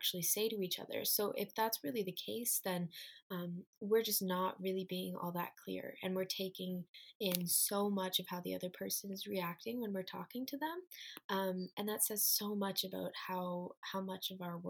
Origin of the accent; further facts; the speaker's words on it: Waterloo, Ontario, Canada; I am from Waterloo, Ontario, Canada, and I am a 20-year-old student